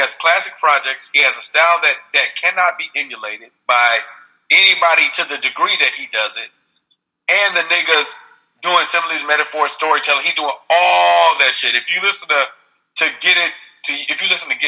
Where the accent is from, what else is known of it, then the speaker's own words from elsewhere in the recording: Houston, Texas, United States; also born or lived in San Francisco Bay Area, California; now in Los Angeles, United States; I grew up in Houston, Texas